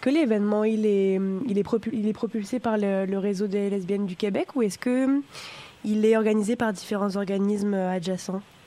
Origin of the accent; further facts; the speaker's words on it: France; now in Canada; je suis française